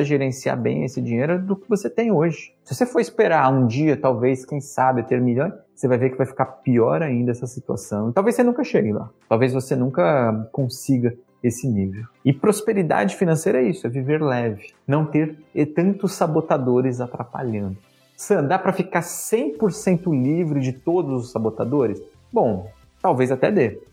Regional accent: Brazil; also born or lived in Japan; fui embora do, do Japão, voltei pro Brasil

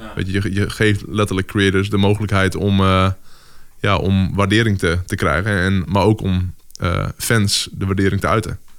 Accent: Drachten, Friesland, Netherlands; ik ben opgegroeid in Friesland. En eh, nou, daar was gewoon letterlijk waar ik ben opgegroeid in Drachten

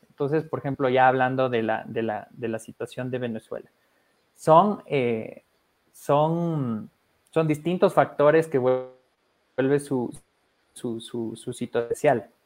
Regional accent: Ecuador; aquí de Ecuador

